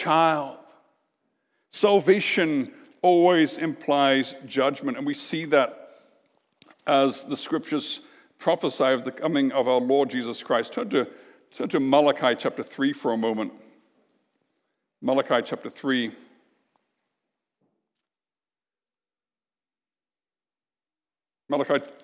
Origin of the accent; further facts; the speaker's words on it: Canada; we're Canadian.